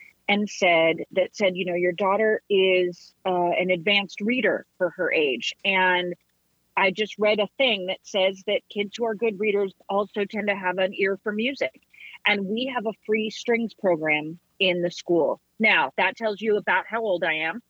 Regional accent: Redding, California, United States; also born or lived in East Bay, California / Happy Valley, California; now in Nashville, United States; was reared in Redding, California, just at the bottom of Mount Shasta there, up near the Oregon border

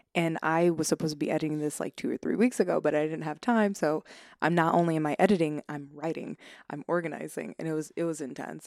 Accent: Long Island, New York, United States; born and raised, um, uh, in, on Long Island

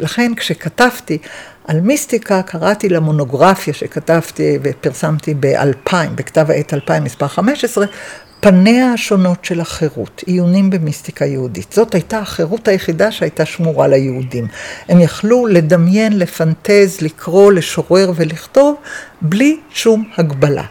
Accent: Jerusalem, Jerusalem District, Israel; born or raised there

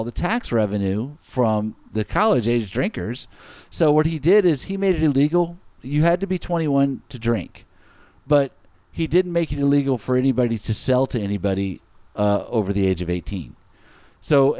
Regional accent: Alexandria, Louisiana, United States; I grew up near Alexandria, near the middle

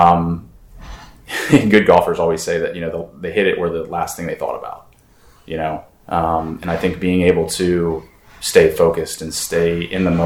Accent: Pittsburgh, Pennsylvania, United States; now in Richmond, United States; Originally, I'm from Pittsburgh, the Pittsburgh area, but I do consider Richmond home.

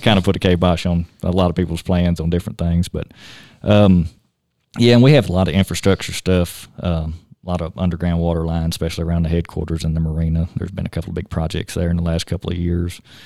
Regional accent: Tennessee, United States; moved away as an adult; now in Shoshoni, Wyoming, United States; born and raised in Tennessee. Grew up hunting and fishing on a small farm down there

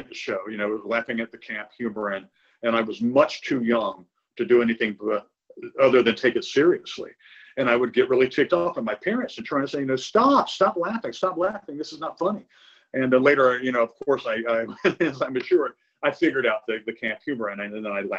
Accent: Concord, North Carolina, United States; my first job in high school was working at a newsstand in my hometown of Concord, North Carolina

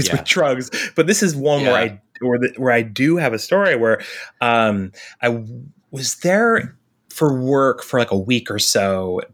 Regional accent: Hudson Valley, New York, United States; I'm from the Hudson Valley. I've lived in like Southern New York my entire life

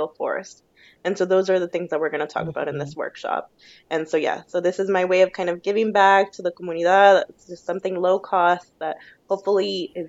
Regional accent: United States; moved away as an adult; now in Australia; I'm Mexican-American

